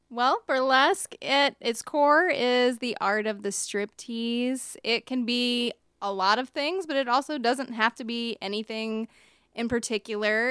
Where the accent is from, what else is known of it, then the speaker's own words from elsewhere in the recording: Richmond, Virginia, United States; I was born in Richmond, actually near the Lakeside area